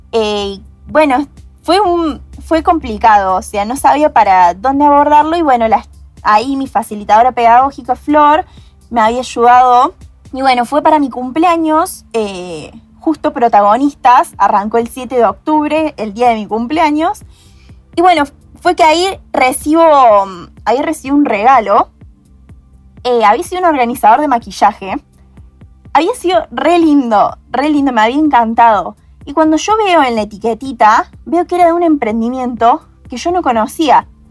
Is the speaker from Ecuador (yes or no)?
no; Hernando, Córdoba, Argentina; moved away as an adult; now in Córdoba, Argentina; soy de Hernando, una pequeña ciudad eh, en el interior de Córdoba, pero ahora eh, por la universidad me vine a Córdoba Capital.